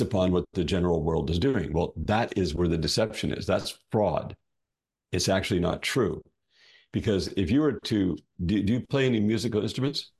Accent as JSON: {"language": "English", "region": "Ontario", "country": "Canada", "tie": "born or raised there", "also_born_or_lived": "Alberta", "moved": "as an adult", "said": "I was born in Ontario, Canada"}